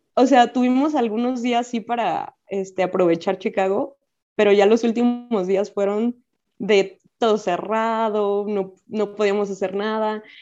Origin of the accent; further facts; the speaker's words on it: Guadalajara, Jalisco, Mexico; soy médico especialista y soy de Guadalajara